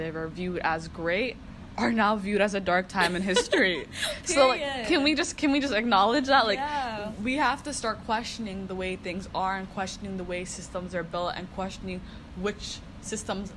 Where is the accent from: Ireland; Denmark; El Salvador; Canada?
Canada; Toronto, Ontario; I'm from Toronto